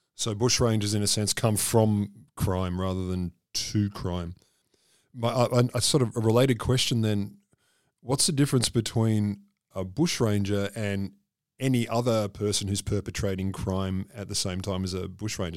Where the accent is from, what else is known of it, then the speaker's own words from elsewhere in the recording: Australia; I'm fairly Australian